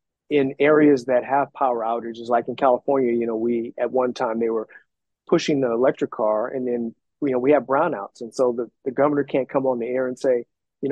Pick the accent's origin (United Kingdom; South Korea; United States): South Korea; I'm from Korea, but I've been there. I've been back since as an adult.